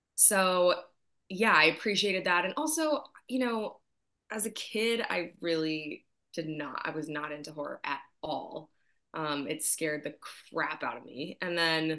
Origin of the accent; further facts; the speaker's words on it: East Coast, United States; moved away as an adult; also born or lived in New York; now in Los Angeles, United States; I'm from the East Coast